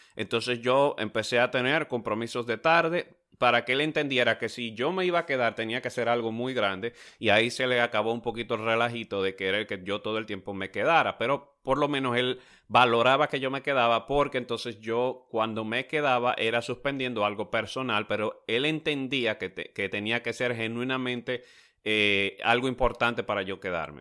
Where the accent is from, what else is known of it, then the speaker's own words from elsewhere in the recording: Dominican Republic; now in United States; en mi país, en República Dominicana